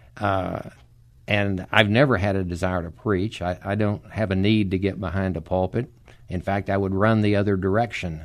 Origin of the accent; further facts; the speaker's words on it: Dallas, Texas, United States; moved away as an adult; now in San Antonio, United States; I was born and raised in Dallas